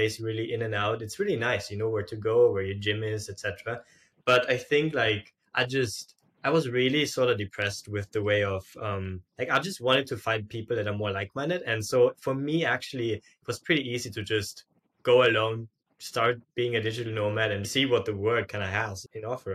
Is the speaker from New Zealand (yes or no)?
no; Austria; moved away as an adult; also born or lived in Hong Kong / Lisbon, Portugal; I'm originally from Austria